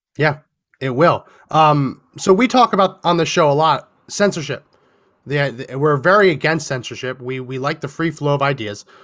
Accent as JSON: {"language": "English", "region": "New Jersey", "country": "United States", "tie": "born or raised there", "said": "I was born and raised in New Jersey"}